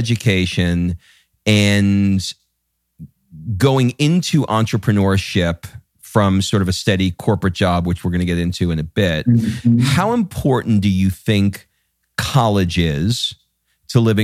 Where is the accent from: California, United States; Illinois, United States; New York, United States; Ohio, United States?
New York, United States; I grew up in New York and I was surrounded by Jews and Italians